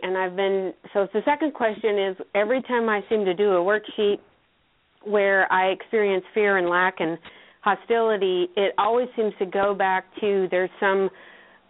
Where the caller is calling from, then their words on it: North Carolina, United States; I'm in North Carolina.